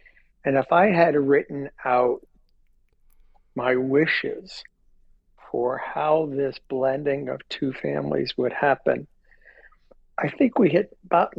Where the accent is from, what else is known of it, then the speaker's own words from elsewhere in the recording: New York, United States; also born or lived in Miami; So I was born in New York and lived in and around the Northeast.